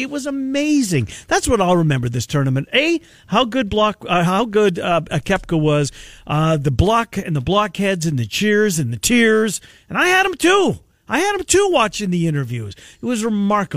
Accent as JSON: {"language": "English", "country": "Canada", "said": "I'm a Canadian"}